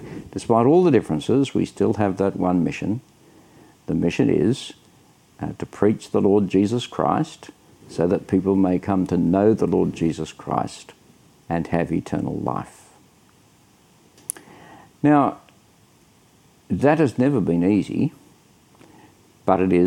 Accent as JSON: {"language": "English", "town": "Sydney", "region": "New South Wales", "country": "Australia", "said": "I'm from Sydney, Australia."}